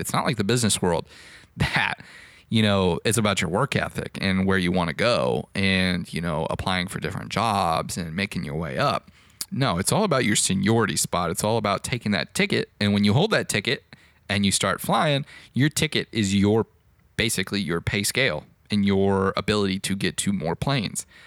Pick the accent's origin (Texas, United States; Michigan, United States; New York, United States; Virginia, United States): Texas, United States; Fort Worth; there was a flight school here in my hometown of Fort Worth